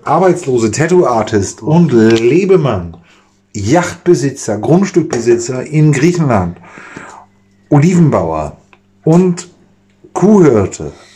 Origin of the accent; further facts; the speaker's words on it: Germany; als Deutscher